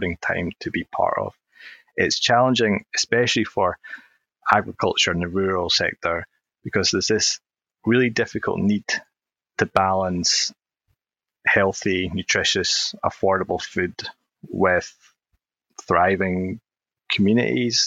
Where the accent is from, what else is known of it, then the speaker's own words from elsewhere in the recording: Oban, Scotland, United Kingdom; I did grow up, and I'm from Oban on the west coast of Scotland.